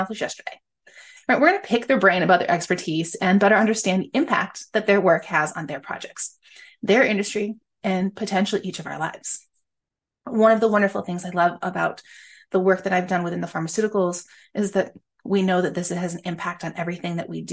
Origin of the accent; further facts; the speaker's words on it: upstate New York, United States; I am an upstate girl. I was born and raised in New York